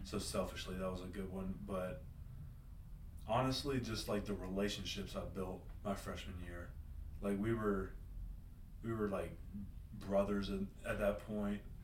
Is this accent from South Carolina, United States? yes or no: yes; Greenville, South Carolina, United States; I'm from Greenville, South Carolina